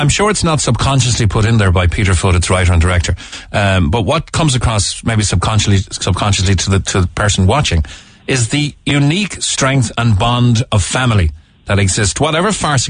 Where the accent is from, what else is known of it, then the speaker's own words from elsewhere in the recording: Cork, Munster, Ireland; and we're all from Cork.